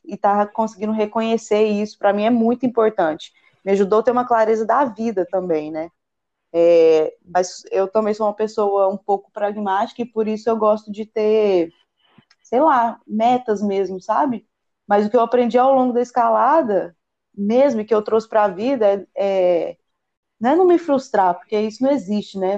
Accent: Goiânia, Goiás, Brazil; Eu sou de Goiânia

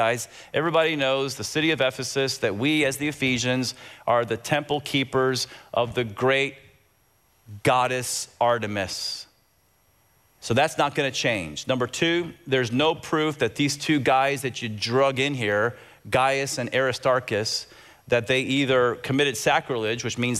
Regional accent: Tampa, Florida, United States; I grew up in Tampa, and I loved soccer growing up.

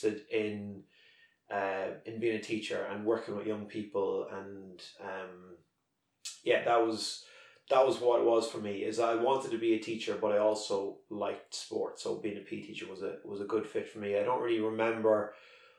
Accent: Drogheda, Leinster, Ireland; I'm originally from Drogheda, and I got my first job in Drogheda

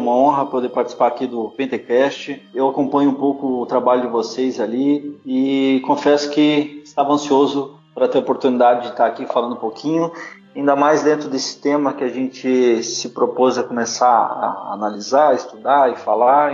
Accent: Blumenau, Santa Catarina, Brazil; moved away as an adult; eu sou blumenauense, sou natural de Blumenau. É, na verdade, eu morei a vida inteira lá, até meus 26 anos.

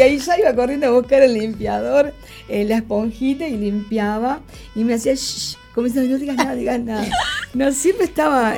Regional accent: Uruguay; moved away as an adult; now in Brisbane, Australia; yo, por ejemplo, que vengo, que llegué de Uruguay a Australia

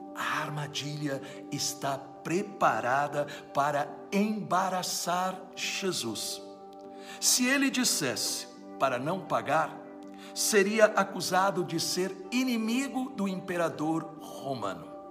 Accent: Brazil; Nós somos brasileiros porque nascemos no Brasil

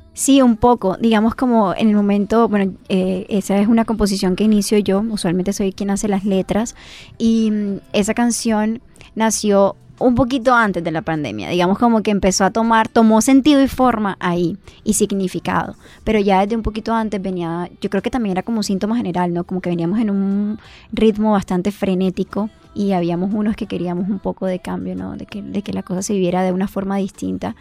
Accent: Barranquilla, Atlántico, Colombia; nosotros como barranquilleros

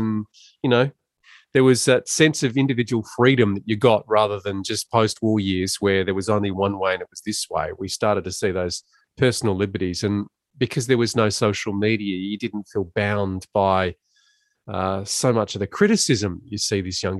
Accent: Ballarat, Victoria, Australia; Yes. So we're both boys of the goldfields, and we grew up in a pretty easy and fun time in regional Victoria

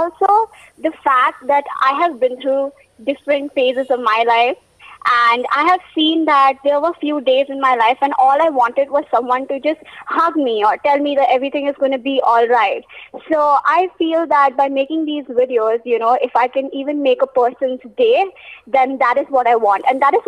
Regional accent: Hyderabad, Telangana, India; As you already introduced, I'm from Hyderabad.

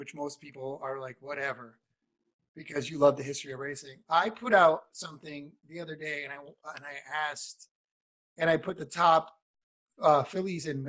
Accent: New England, United States; I grew up in New England

